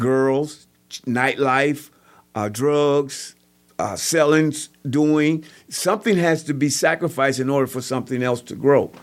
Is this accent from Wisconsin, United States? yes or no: yes; Kenosha, Wisconsin, United States; also born or lived in Waukegan, Illinois; I grew up in the Lincoln neighborhood, uh, area, in the Columbus Park area, moving from Columbus Park to, to Lincoln